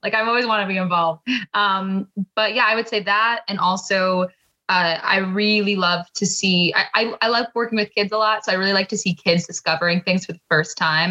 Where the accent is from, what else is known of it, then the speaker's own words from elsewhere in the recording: New York, United States; they heard I was from New York